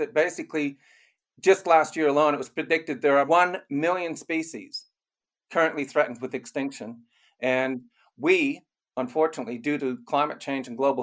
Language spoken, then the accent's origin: English; Canada; moved away as an adult; also born or lived in Germany; now in Australia; I was born in Germany. We both grew up in Canada, and we've spent most of our lives in Australia.